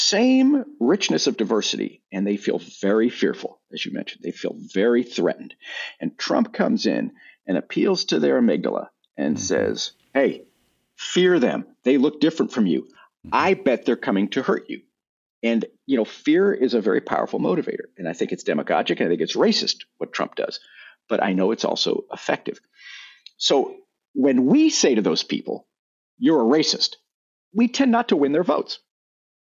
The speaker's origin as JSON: {"language": "English", "region": "Texas", "country": "United States", "tie": "born or raised there", "said": "Growing up in Texas"}